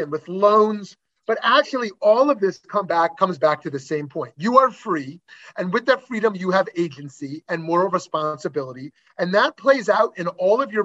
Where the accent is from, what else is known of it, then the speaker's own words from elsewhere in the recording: Canada; myself as a Canadian